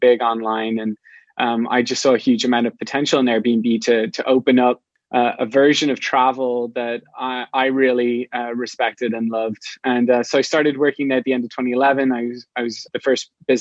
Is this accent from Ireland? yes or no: yes; Ireland; moved away as an adult; now in San Francisco, United States; I'm not from the US. I'm from Ireland. And about 10 years ago, I moved to San Francisco